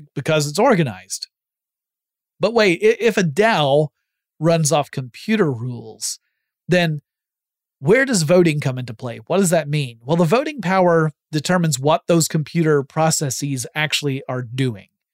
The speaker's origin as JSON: {"language": "English", "country": "United States", "said": "I'm an American citizen"}